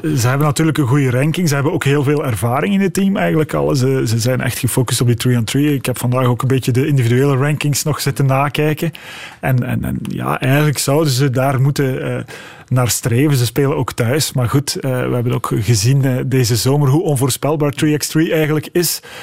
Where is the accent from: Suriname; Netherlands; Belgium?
Belgium; als Belgen